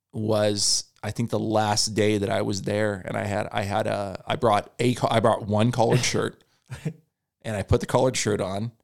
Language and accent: English; California, United States; my parents are both from California. I'm from California. I lived here my whole life.